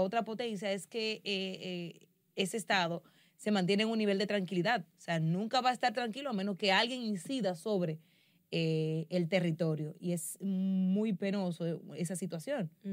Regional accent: Dominican Republic

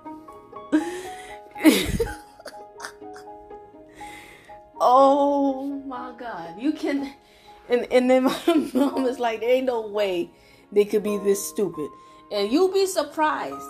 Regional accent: United States; also born or lived in Florida, United States; now in Texas, United States; I was raised in Florida in Texas, and I live in Texas now

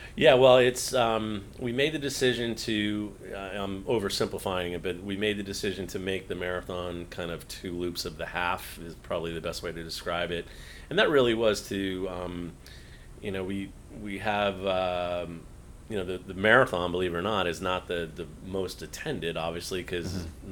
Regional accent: New England, United States; now in West Palm Beach, United States; growing up in New England

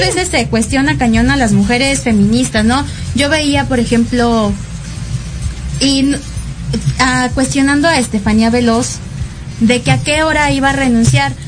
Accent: Mexico City, Mexico; me siento como súper chilanga

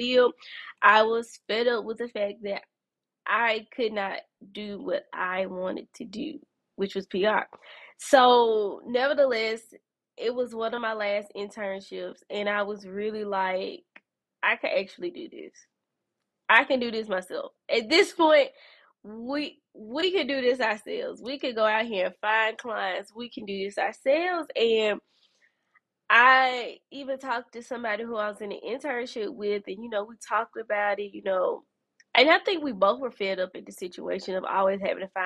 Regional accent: Birmingham, Alabama, United States; here in my hometown, Birmingham, Alabama

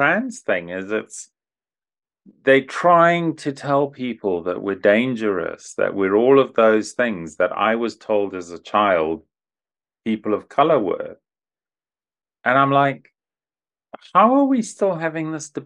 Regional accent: Zimbabwe; growing up in Zimbabwe

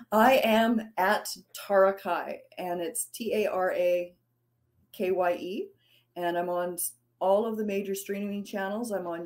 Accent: Chilliwack, British Columbia, Canada; I'm from Chilliwack, British Columbia. So I'm sort of in the rural areas of British Columbia. I'm away from the big city.

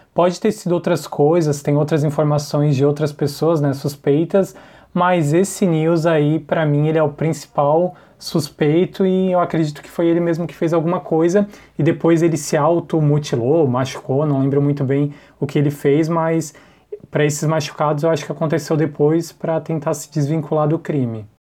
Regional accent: Imbituba, Santa Catarina, Brazil; Eu sou de Santa Catarina, de Imbituba

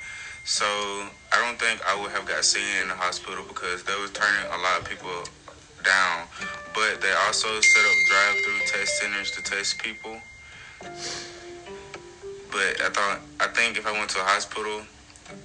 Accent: Conyers, Georgia, United States; I'm from Conyers, Georgia, about 30 minutes away from Atlanta

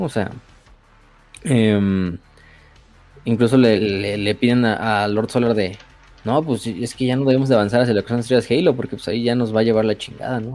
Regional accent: Mexico; soy mexicano.

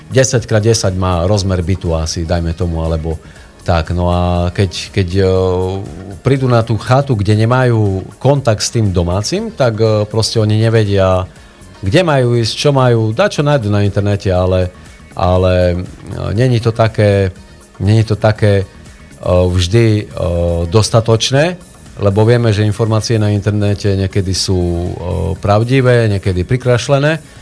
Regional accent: Snina, Prešov Region, Slovakia; also born or lived in Topoľa; hoci som sa narodil už eh, v Snine, aj svoje detstvo som, eh, čas detstva som strávil v Snine

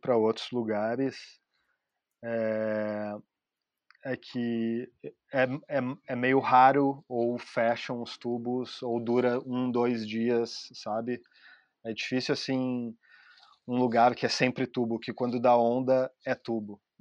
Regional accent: Torres, Rio Grande do Sul, Brazil; moved away as an adult; now in Portugal; Em Torres, onde eu, onde eu me criei

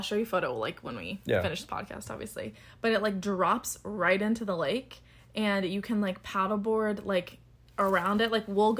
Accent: California, United States; I'm from California, he's from Washington.

